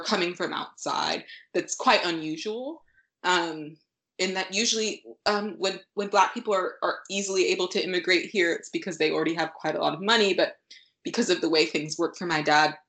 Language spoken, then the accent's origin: English; United States; we moved here when I was, a very young child.